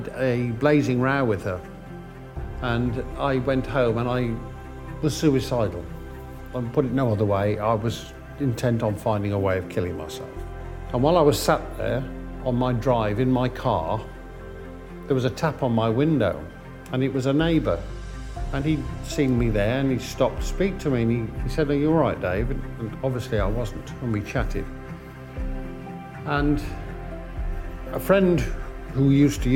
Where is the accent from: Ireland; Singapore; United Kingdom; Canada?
United Kingdom; Bromsgrove, West Midlands; I was brought up in Bromsgrove